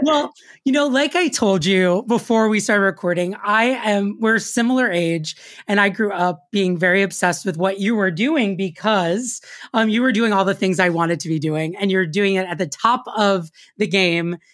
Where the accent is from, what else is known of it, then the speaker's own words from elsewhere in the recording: New York, United States; I grew up in New York